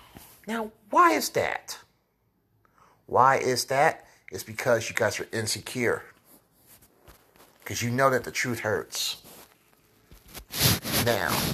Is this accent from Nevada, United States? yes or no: no; Kansas City, Missouri, United States; Here in Kansas City. My hometown.